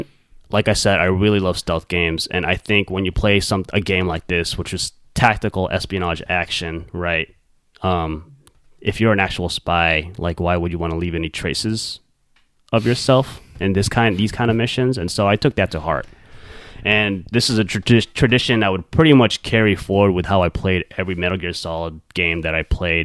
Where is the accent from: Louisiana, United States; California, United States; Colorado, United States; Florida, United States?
California, United States; we're both from California